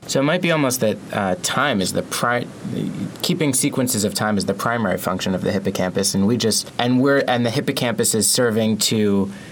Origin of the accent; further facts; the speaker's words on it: New York, United States; As a New Yorker myself